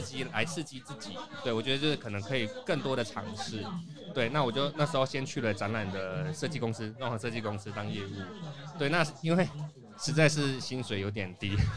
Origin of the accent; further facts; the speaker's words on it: Taoyuan, Taiwan; 本身土生土长的桃园人